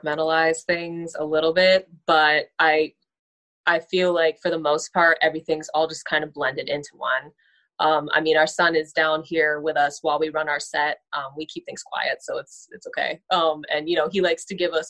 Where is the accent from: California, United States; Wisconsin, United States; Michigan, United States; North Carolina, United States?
California, United States; Southern; moved away as an adult; now in Cleveland, United States; I grew up out there in Southern California